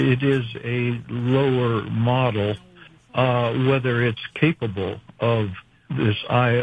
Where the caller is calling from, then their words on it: Farrington Village, North Carolina, United States; From Farrington Village, North Carolina.